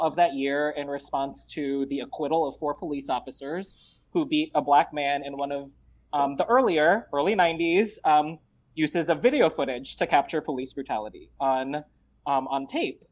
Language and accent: English; Los Angeles, California, United States; also born or lived in Marikina, Philippines / Richmond, Virginia; in 1988, my family decided to come to the United States, and we landed here in the Los Angeles area in the South Bay.